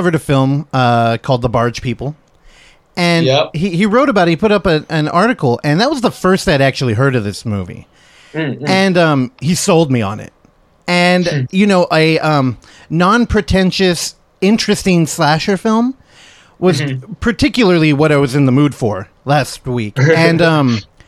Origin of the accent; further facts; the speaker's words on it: Daly City, California, United States; I come from Daly City, which is like 10 minutes out of San Francisco